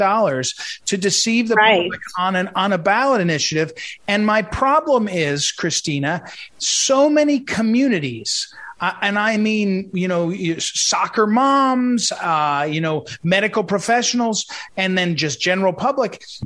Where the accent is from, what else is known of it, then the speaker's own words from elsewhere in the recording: St. Louis, Missouri, United States; I come from St. Louis, where our St. Louis public school